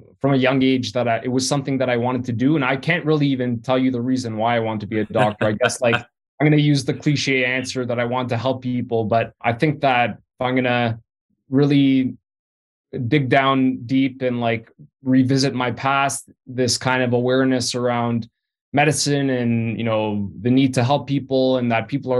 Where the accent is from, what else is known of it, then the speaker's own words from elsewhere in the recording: Vaughan, Ontario, Canada; also born or lived in Toronto; grew up in Vaughan, which is on the outskirts of Toronto.